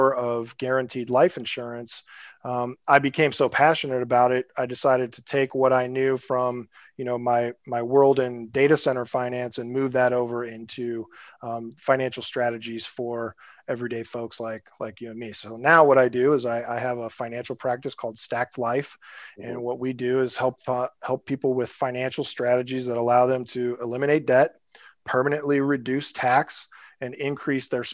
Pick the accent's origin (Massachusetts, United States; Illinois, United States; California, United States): Illinois, United States; Springfield; moved away as an adult; also born or lived in San Francisco; I'm actually from Springfield, Illinois, kind of a smaller town in Illinois. I grew up there, went to college there